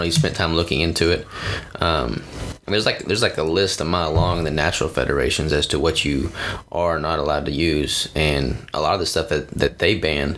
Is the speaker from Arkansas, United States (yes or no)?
yes; Arkansas, United States; moved away as an adult; now in Washington, United States; I'm from Arkansas. I've been here for 2 years